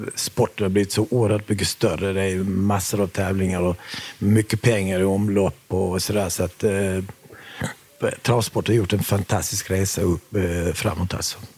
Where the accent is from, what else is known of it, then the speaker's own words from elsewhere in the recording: Sweden; vi flyttade till Sverige när jag var sju och ett halvt år gammal